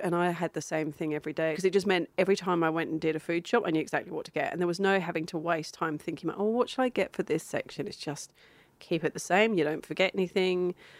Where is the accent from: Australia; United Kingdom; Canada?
Australia